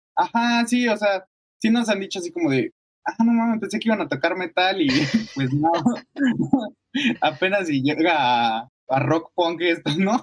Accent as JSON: {"language": "Spanish", "town": "Nezahualcóyotl", "region": "State of Mexico", "country": "Mexico", "first_language": "Spanish", "moved": "as an adult", "lives_now": "Mexico City, Mexico", "said": "Somos de Ciudad de México. Bueno, de justo al ladito de Ciudad de México, en el Estado de México, ah. hay una, colonia que se llama Nezahualcóyotl. Ahí vivíamos"}